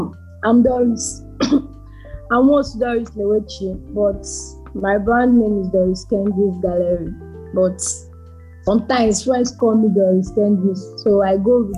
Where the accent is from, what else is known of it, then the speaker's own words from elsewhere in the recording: Arochukwu, Abia, Nigeria; also born or lived in Umudike, Abia State; now in Ebonyi, Nigeria; So I'm from Arochukwu in Abia State.